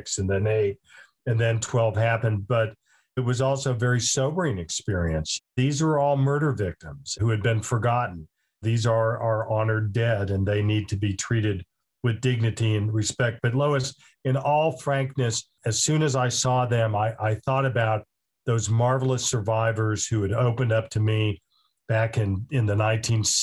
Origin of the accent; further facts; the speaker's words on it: Tulsa, Oklahoma, United States; I grew up in Tulsa. So as a kid growing up in the 1960s